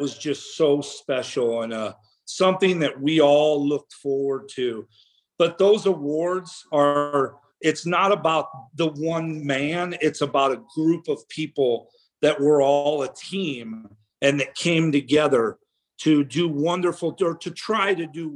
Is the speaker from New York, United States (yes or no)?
no; Peoria, Illinois, United States; right outside of Peoria, which was ultimately my hometown as well